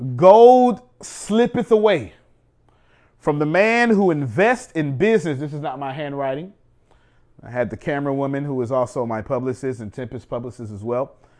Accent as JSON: {"language": "English", "country": "United States", "said": "I'm an American"}